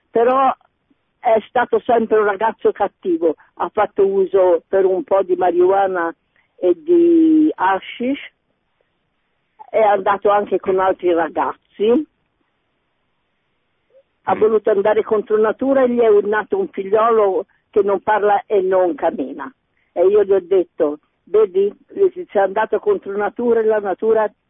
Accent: Livorno, Tuscany, Italy; Buongiorno, buonasera … sono di Livorno.

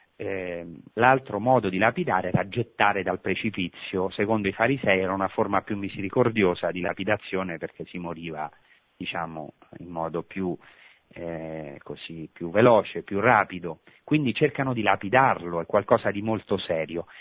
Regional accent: Rome, Lazio, Italy; moved away as an adult; now in Holy Land; io che sono di Roma, sono nato a pochi chilometri dal Vaticano

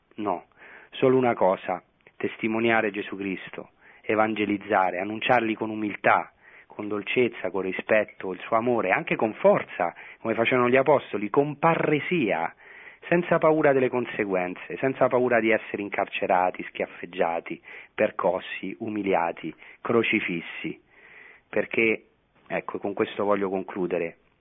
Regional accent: Rome, Lazio, Italy; moved away as an adult; now in Israel; io sono nato a Roma a eh, pochi metri eh, dal Vaticano, come, cioè pochi chilometri dal Vaticano, come la mia casa di origine

